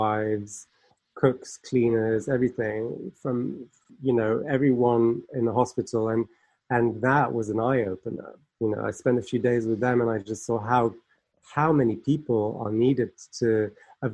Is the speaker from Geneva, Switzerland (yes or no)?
yes; Geneva, Switzerland; moved away as an adult; now in United Kingdom; I'm actually from Geneva myself. So, you know, I grew up around all